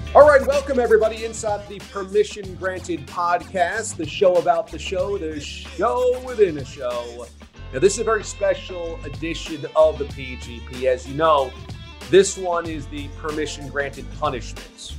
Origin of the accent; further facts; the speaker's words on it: New York, United States; I grew up in New York going to Shea Stadium as a Mets fan